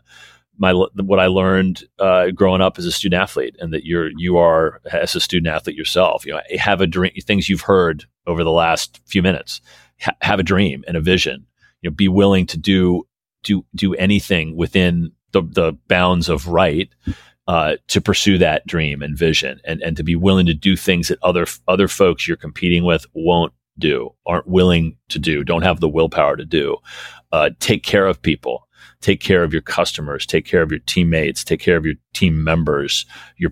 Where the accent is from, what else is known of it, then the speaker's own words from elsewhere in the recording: Washington, District of Columbia, United States; a mile or so from where I grew up and where I learned to play the game of baseball. And so DC's always been home for me personally.